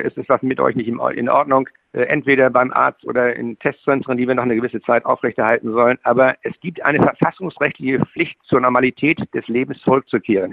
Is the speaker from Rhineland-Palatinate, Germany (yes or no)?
no; Schleswig-Holstein, Germany; ich bin ja Schleswig-Holsteiner